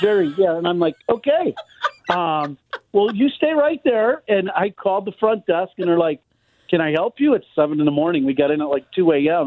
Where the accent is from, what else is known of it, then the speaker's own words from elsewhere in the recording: Chicago, Illinois, United States; growing up in Chicago, uh, my dad was a big sports fan